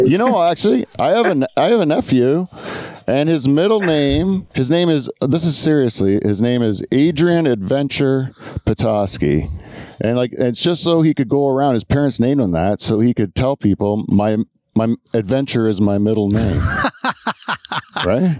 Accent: Ontario, Canada; as a Canadian

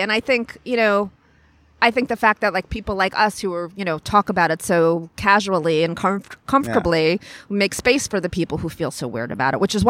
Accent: New York, United States; I grew up on Long Island by the beach. I thank God, because the only decent thing about Long Island, the only reason it's an okay place to live.

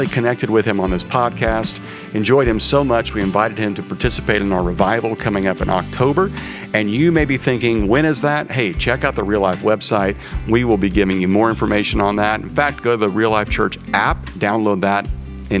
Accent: Kansas, United States; I'm from Kansas.

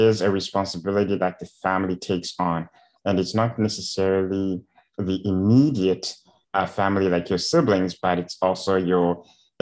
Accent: Zimbabwe; Growing up in Zimbabwe, there's almost zero resources available for people with disabilities.

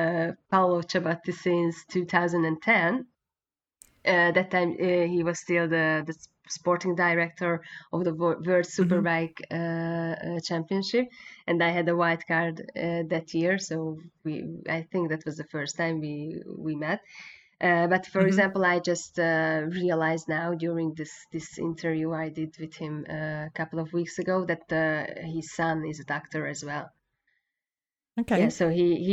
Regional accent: Hungary; English is a second language

